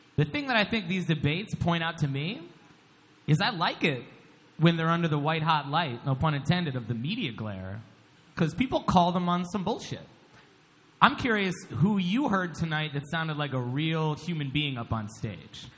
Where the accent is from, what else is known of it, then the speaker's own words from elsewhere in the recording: Ohio, United States; I'm from Ohio